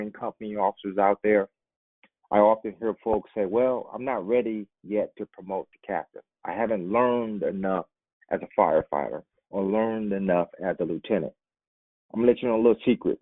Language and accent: English; Indianapolis, Indiana, United States; my hometown, Indianapolis